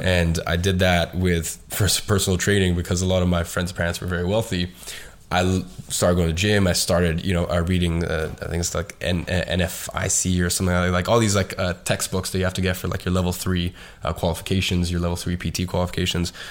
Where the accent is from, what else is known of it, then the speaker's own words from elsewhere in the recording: London, United Kingdom; I was going to private school and I was living in a good area in London